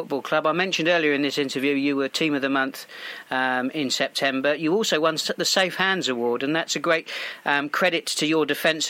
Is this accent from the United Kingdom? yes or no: yes; Portsmouth, South East England, United Kingdom; we start with a trip to my hometown, where Baffin's Milton Rovers take on none other than Radstock Town, the Miners.